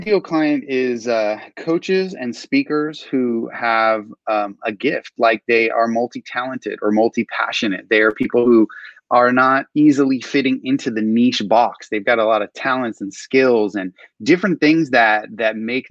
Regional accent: Southern California, United States; I'm all Southern California, born and raised

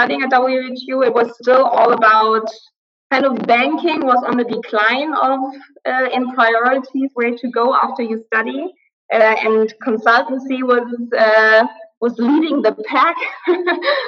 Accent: Aachen, North Rhine-Westphalia, Germany; now in Berlin, Germany; I was born in Aachen. I was told it's the most Western city in Germany

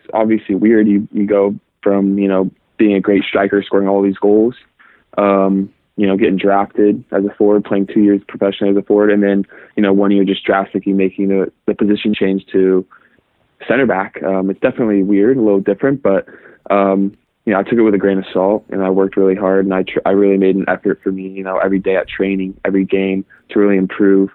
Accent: Irvine, California, United States; I was born and raised in Irvine, California

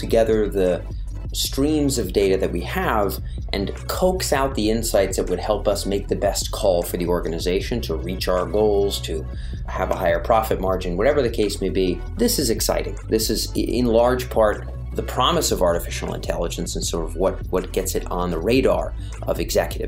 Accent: Rhode Island, United States; moved away; I was back in my home state

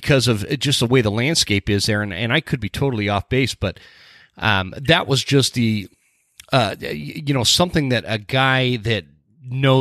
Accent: Utah, United States; moved away as an adult; also born or lived in North Carolina; now in North Idaho, United States; I grew up in Utah

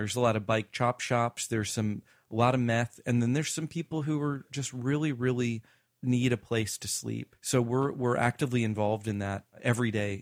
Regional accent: the South, United States; I grew up in the South

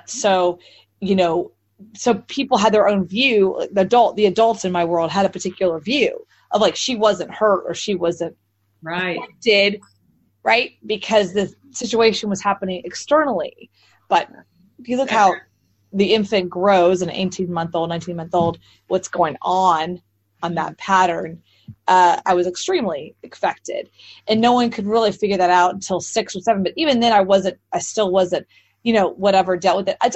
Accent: Texas, United States; So that's why people always ask me, where are you from? And I said, Texas. And they go, you don't have a Texas accent.

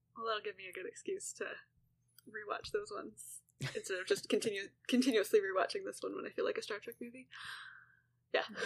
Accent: Canada; I'm Canadian

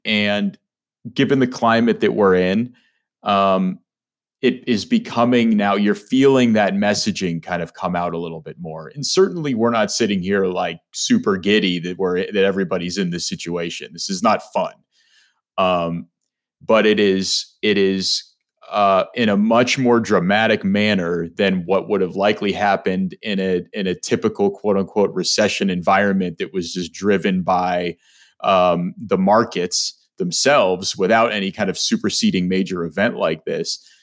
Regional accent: Mount Lebanon, Pennsylvania, United States; I'm from the South Hills. I grew up in Mount Lebanon.

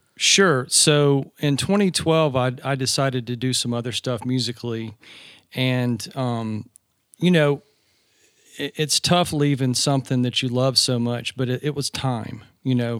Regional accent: Georgia, United States; accent: Southern; I grew up in Georgia.

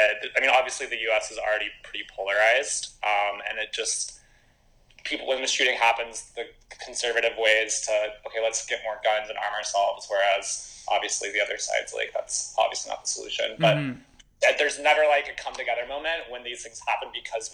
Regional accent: United States; just being an American and living in the States.

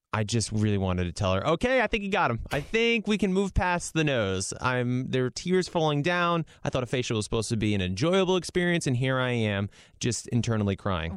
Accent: Rhode Island, United States; I'm from Rhode Island

